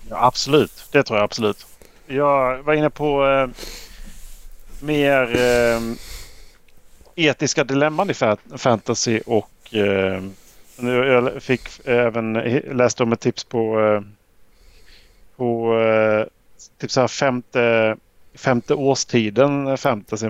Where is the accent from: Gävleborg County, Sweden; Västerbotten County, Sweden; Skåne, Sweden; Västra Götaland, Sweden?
Skåne, Sweden; moved away; jag är hemma i Skåne och spelar